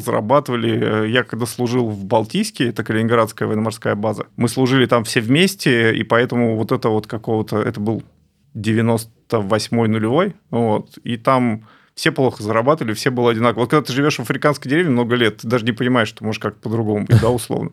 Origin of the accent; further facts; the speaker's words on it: Ukraine; я украинец